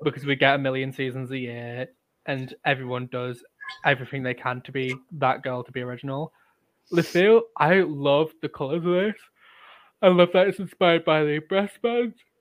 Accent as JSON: {"language": "English", "town": "Leeds", "region": "Yorkshire and the Humber", "country": "United Kingdom", "said": "we're both from Leeds"}